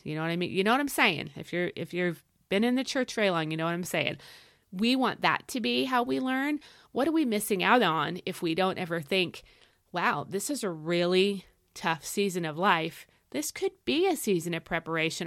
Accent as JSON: {"language": "English", "country": "United States", "said": "as westernized American Christians"}